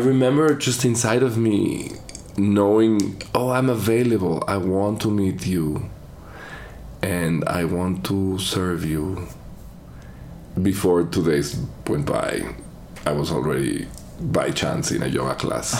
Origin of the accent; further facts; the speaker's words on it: Mexico City, Mexico; I was born here in Mexico City.